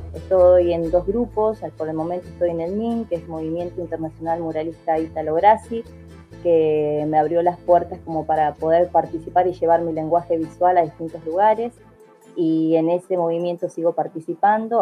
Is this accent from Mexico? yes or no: no; Viedma, Río Negro, Argentina; moved away as an adult; also born or lived in Fiske Menuco (General Roca), Río Negro; now in General Roca, Argentina; soy allá de Vierma, de la comarca Vierma Patagones